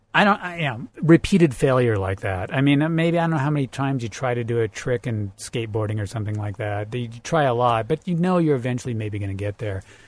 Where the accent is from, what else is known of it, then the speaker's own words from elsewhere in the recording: Central Oregon, United States; moved away as an adult; now in Las Vegas, United States; I grew up in Central Oregon